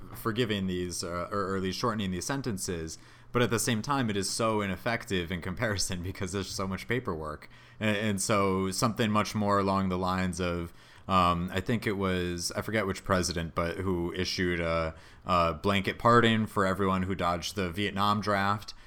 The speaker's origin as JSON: {"language": "English", "region": "Connecticut", "country": "United States", "tie": "born or raised there", "said": "Hartford, Connecticut, which is my home state."}